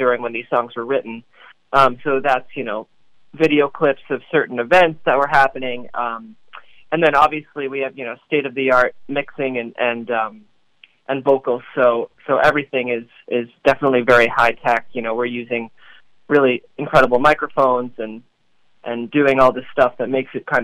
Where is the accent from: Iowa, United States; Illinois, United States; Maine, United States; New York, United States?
New York, United States; New York City; I was born and raised in Brooklyn